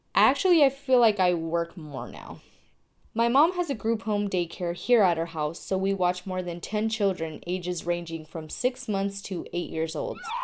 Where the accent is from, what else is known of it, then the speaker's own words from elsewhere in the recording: Tucson, Arizona, United States; I'm from Tucson, Arizona